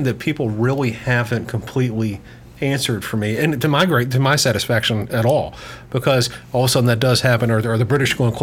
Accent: United States; as an American

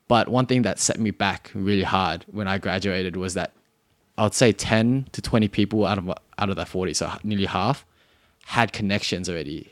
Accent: Cabramatta, New South Wales, Australia; accent: Australian; I'm from Australia. I'm from, actually, I'm from Karamata.

